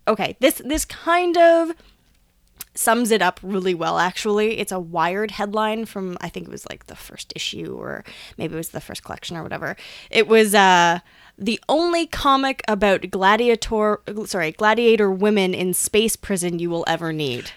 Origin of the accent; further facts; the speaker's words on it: Canada; also born or lived in Hamilton; I'm from Canada